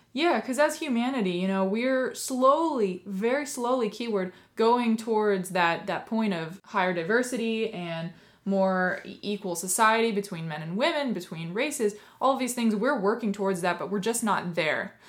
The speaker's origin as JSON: {"language": "English", "region": "West Coast", "country": "United States", "said": "I'm from the West Coast."}